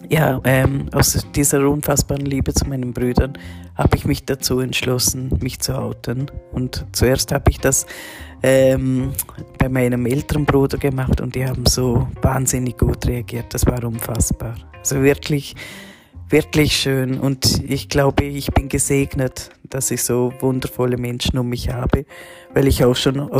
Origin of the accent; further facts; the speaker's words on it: Liechtenstein; born there; ich bin 1975 in Liechtenstein geboren worden als Frau